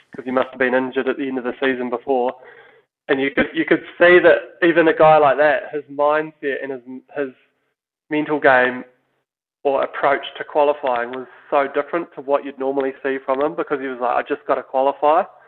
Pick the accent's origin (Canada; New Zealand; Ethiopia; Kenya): New Zealand; we're obviously Kiwi